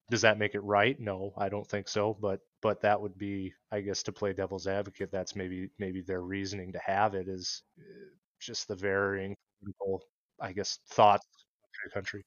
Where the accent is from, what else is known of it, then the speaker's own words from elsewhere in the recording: Iowa, United States; now in Minnesota, United States; where I grew up in Iowa.